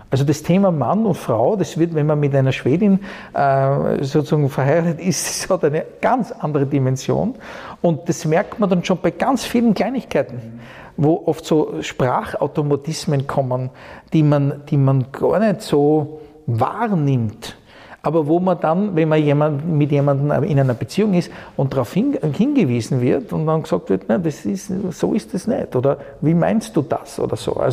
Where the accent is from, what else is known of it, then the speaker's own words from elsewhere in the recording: Styria, Austria; also born or lived in Vienna, Austria / United States; eine ganz andere Atmosphäre, als ich sie zum Beispiel kennengelernt habe als Steirer in Wien oder auch, auch in, in den USA.